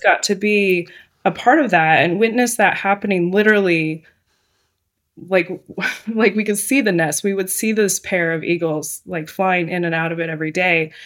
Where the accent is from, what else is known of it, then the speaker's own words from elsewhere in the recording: Seattle, Washington, United States; moved away as an adult; now in Southern California, United States; I am from Seattle